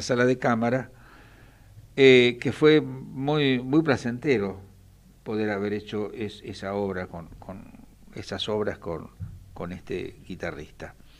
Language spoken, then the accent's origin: Spanish; Quilmes, Buenos Aires Province, Argentina; yo soy oriundo de Quilmes